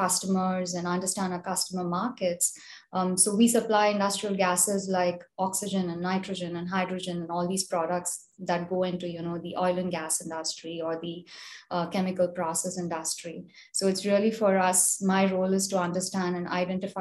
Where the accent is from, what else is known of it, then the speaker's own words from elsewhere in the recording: India; moved away as an adult; now in United States; I'm originally from India, grew up in India, came to the US to pursue my master's